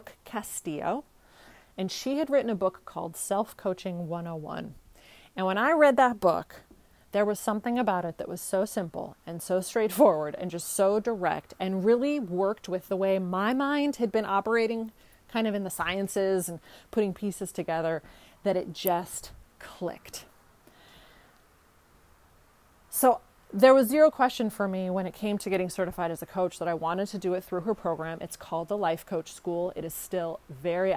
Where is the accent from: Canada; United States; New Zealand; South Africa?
United States; California; moved away as an adult; also born or lived in Bulgaria / New York; I grew up in California.